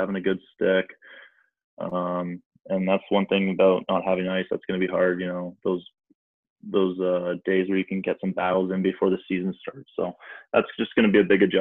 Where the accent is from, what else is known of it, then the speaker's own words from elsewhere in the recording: near Niagara Falls, Ontario, Canada; played major midget in Niagara Falls, which is kind of close to my hometown